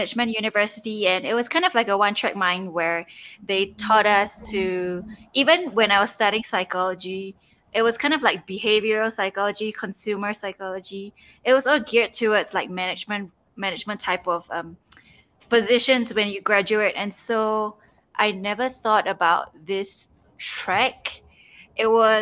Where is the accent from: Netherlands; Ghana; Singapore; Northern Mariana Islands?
Singapore; moved away as an adult; also born or lived in Seattle; now in Peru; So I'm originally from Singapore. I was home, during the whole pandemic period, I was home for 8 months